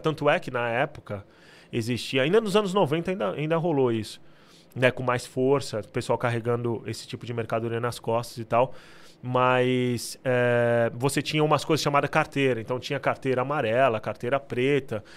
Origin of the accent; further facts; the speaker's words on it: Santos, São Paulo, Brazil; moved away as an adult; now in United Kingdom; Eu nasci em Santos, então, a minha cidade natal, né? É onde eu nasci.